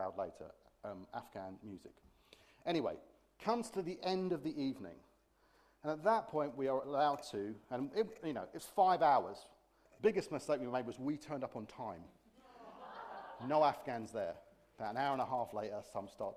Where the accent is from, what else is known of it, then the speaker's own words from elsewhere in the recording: United Kingdom; being British